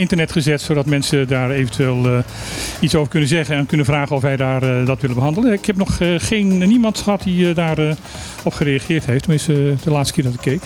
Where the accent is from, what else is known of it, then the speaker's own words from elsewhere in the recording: Limburg, Netherlands; wij zijn het zuiden van Nederland. Het zuidelijkste puntje van Nederland